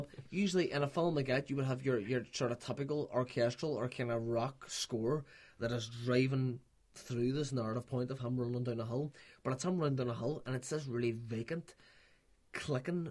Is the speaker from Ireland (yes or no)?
yes; Ireland; as Irishman